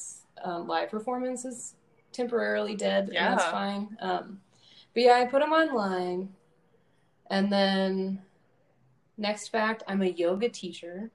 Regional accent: Louisville, Kentucky, United States; moved away as an adult; now in Champaign, United States; I'm from Louisville, Kentucky, and I'm from a big family there. So that's where I was born and raised

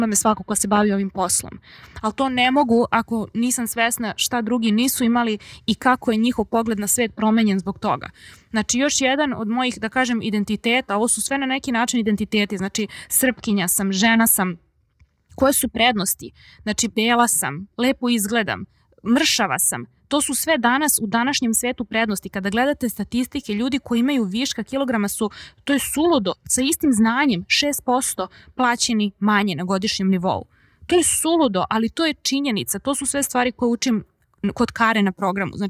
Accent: Serbia; sam odrasla u Srbiji što pričam srpski jezik i što razumem hrvatski jezik, crnogorski, bosanski, slovenački, makedonski. Sad sam učila i mađarski prošle godine

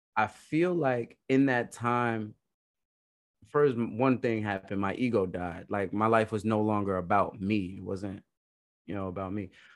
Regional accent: New York City, New York, United States; moved away; also born or lived in New Jersey / Idaho; I'm actually from Brooklyn originally.

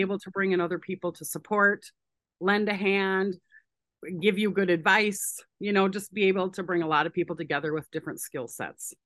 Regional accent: Saint Paul, Minnesota, United States; I'm from Saint Paul in Minneapolis, Minnesota, uh, born and raised here

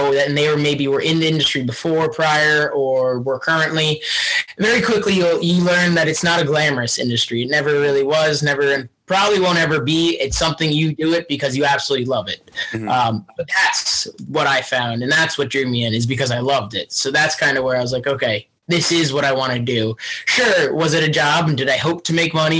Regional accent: Fleetwood, Berks County, Pennsylvania, United States; I'm actually from Berks County, technically. So I'm from outside Reading. It's a little town called Fleet, Pennsylvania.

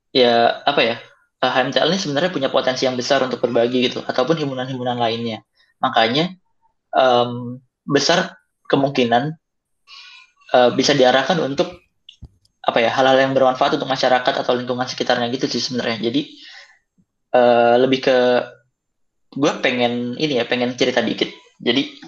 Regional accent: Java, Indonesia; ya kan gue orang Jawa juga

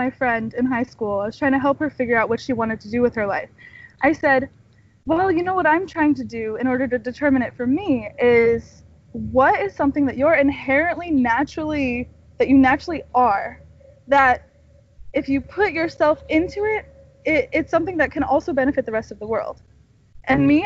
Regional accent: California, United States; also born or lived in Washington / Texas / Florida / New York; No, I'm from California. I was born here, and then actually I moved. I lived in Washington State. I lived in Texas. I lived in Florida, and I lived in New York. But I came back because I love California.

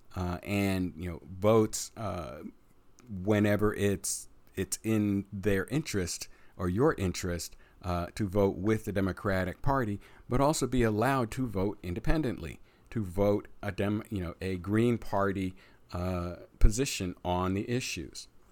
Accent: United States; we as the American voters

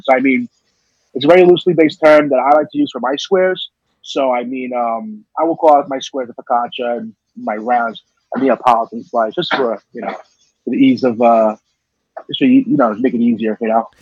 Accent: New York City, New York, United States; as a New Yorker

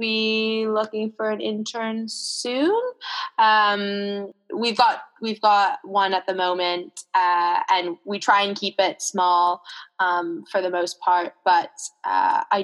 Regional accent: Canada; In the town that I grew up in Canada, rugby was sort of the big sport

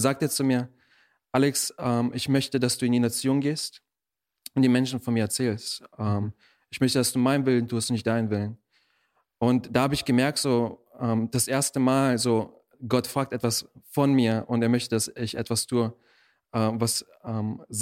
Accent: Germany; also born or lived in Russia; Ähm, ich bin in Russland geboren und äh, mit acht bin ich dann hier nach Deutschland gezogen, bin hier aufgewachsen

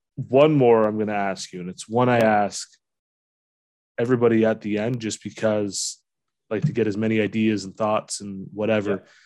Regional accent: London, Ontario, Canada; now in Sarnia, Canada; I grew up in London, Fanshawe Western

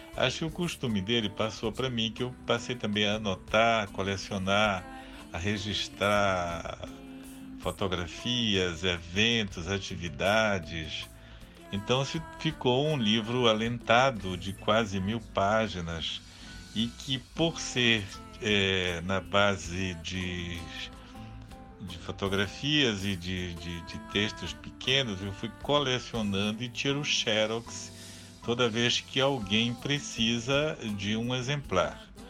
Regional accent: Vila do Carmo do Tocantins, Pará, Brazil; na Vila do Carmo Cametaense, onde eu nasci

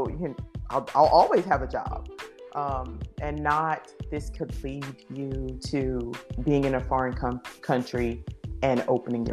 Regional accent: North Carolina, United States; moved away as an adult; also born or lived in Yamaguchi Prefecture, Japan; I'm from North Carolina in the United States, and I had never really lived outside of the South of the United States

